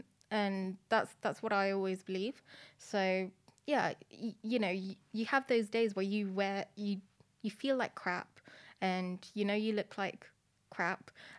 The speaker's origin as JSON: {"language": "English", "country": "Philippines", "tie": "born or raised there", "also_born_or_lived": "Madrid, Spain", "moved": "yes", "lives_now": "United Kingdom", "said": "So I grew up in different countries. I was born in Madrid, and then I moved to the Philippines before coming into the UK."}